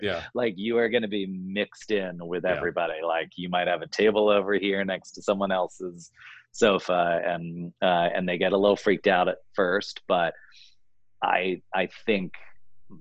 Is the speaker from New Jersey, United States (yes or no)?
yes; New Jersey, United States; now in California, United States; the East Coast color and sensibility that I have from growing up in New Jersey